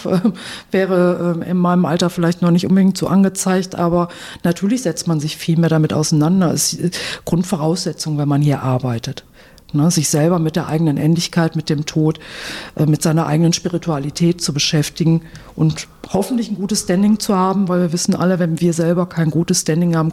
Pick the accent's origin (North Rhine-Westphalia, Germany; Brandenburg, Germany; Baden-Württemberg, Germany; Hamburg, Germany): North Rhine-Westphalia, Germany; Oberhausen; born there; now in Wuppertal, Germany; Ja, also ich bin eine gebürtige Oberhausenerin, wohne jetzt in Wuppertal und arbeite in Dortmund.